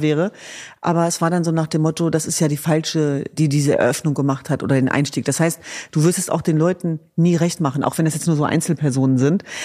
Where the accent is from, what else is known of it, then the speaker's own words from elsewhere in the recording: Hanover, Lower Saxony, Germany; In Hannover Linden, meiner Heimatstadt